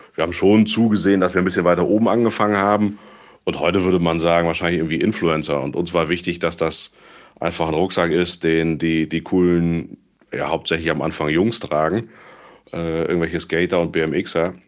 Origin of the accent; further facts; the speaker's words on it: Cologne, North Rhine-Westphalia, Germany; moved away as an adult; geboren in Köln und überzeugter Kölner immer gewesen